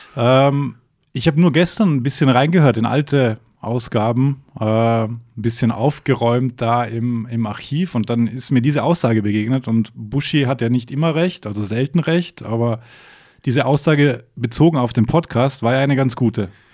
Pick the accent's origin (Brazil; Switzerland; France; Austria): Austria; now in Germany; Ich bin Diplomat, ich bin Österreicher.